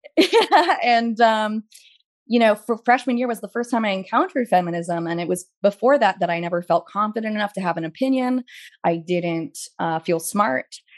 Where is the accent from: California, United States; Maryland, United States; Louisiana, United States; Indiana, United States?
California, United States; Pasadena; moved away as an adult; also born or lived in New York; trying to differentiate myself as a New Yorker and being in Pasadena